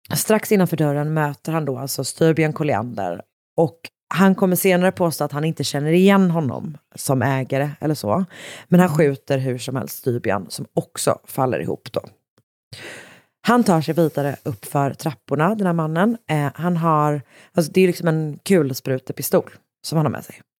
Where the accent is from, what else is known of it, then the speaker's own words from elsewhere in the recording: Gothenburg, Västra Götaland, Sweden; jag då som också liksom är från Göteborg